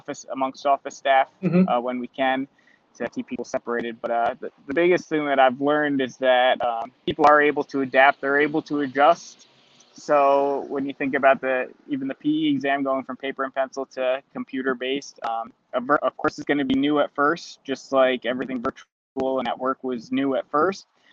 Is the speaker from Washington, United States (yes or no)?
no; Orange County, New York, United States; in my hometown, so it's close to home